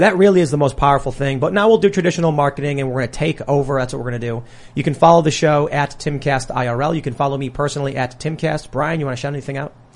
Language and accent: English; Chicago, Illinois, United States; I'm from Chicago